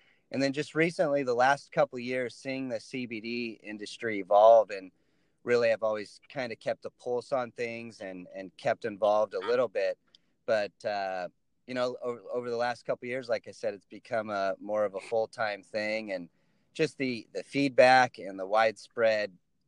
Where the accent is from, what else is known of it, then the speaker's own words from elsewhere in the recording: Northern California, United States; originally I'm from Northern California